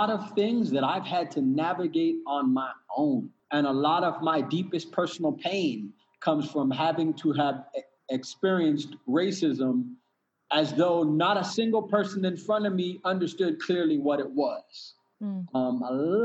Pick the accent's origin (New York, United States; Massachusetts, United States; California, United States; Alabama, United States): California, United States; Pasadena; now in Costa Rica; I grew up in Pasadena, California